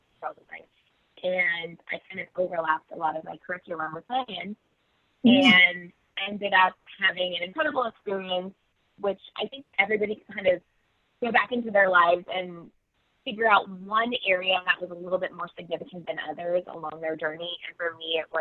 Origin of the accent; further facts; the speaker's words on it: Bay Area, California, United States; now in New York, United States; I grew up in the Bay Area of California